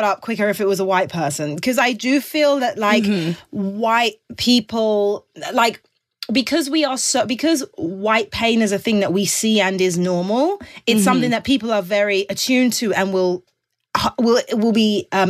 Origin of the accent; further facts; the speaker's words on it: England, United Kingdom; now in United States; Being English makes me seem more white.